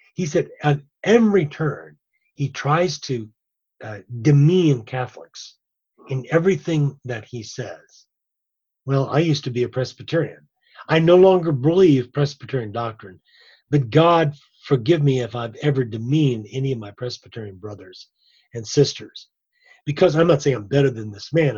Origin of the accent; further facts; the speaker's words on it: Ireland; I'm I'm Irish